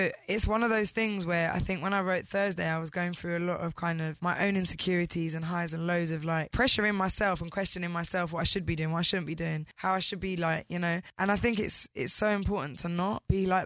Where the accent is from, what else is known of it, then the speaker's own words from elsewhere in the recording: United Kingdom; as a British girl